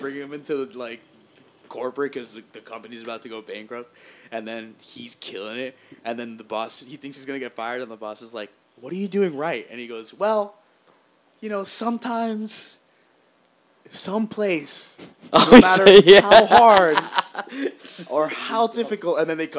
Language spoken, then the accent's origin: English; Basque Country, Spain; Yeah, I'm from the Basque area.